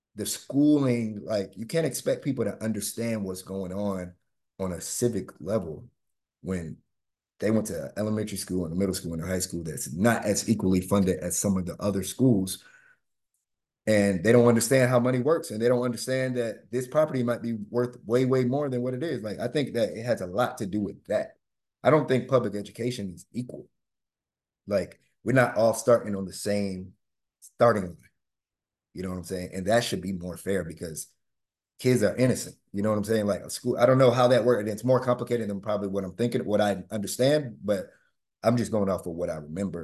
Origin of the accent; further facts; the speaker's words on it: Winter Park, Florida, United States; I grew up in Hannibal Square, Winter Park